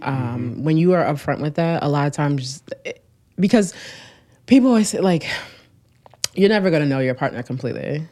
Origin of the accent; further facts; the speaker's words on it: Newark, New Jersey, United States; I grew up in Newark